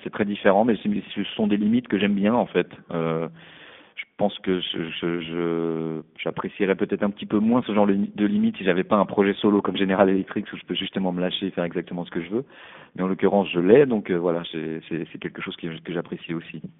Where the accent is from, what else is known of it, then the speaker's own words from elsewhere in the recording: Paris, Île-de-France, France; moved away as an adult; now in Berlin, Germany; j'ai grandi à Paris